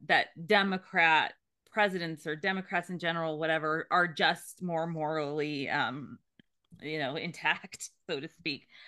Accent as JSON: {"language": "English", "area": "the Bay Area", "region": "California", "country": "United States", "tie": "born or raised there", "said": "I grew up in California in the Bay Area"}